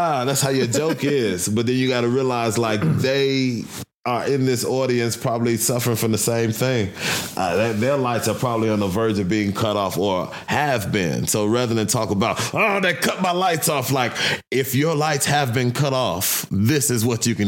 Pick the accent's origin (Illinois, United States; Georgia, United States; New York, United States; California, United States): Illinois, United States; Chicago; now in Denver, United States; I'm from Chicago, South Side